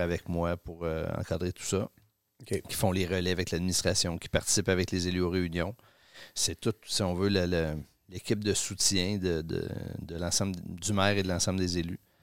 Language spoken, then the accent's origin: French; Quebec City, Quebec, Canada; also born or lived in Rimouski / Paris; Je suis né à Rimouski, je suis arrivé à. C'est ça, pas natif. Québec, je, suis arrivé à. je suis arrivé à, Québec à 4 ans. Et puis, euh, j'ai toujours vécu